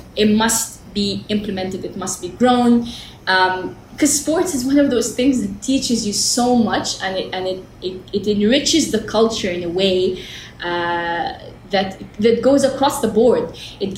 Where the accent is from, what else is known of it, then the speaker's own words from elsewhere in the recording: Jeddah, Makkah Province, Saudi Arabia; I was born in Jeddah, Hayya Rawda, in the desert